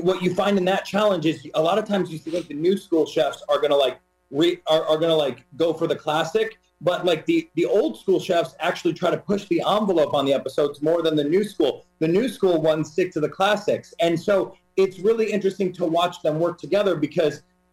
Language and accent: English; Toledo, Ohio, United States; I grew up in Toledo, Ohio